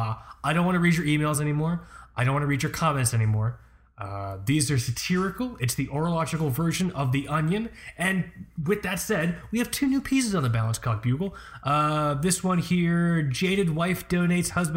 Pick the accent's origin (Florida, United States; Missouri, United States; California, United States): Florida, United States; Fort Lauderdale; also born or lived in Long Island; I'm from Fort Lauderdale